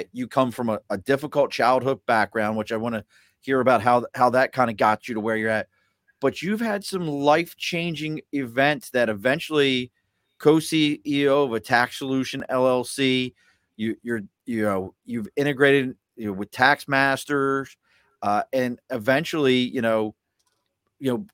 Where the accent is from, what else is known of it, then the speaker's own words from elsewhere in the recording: Baltimore, Maryland, United States; now in New York, United States; I'm a Baltimore guy.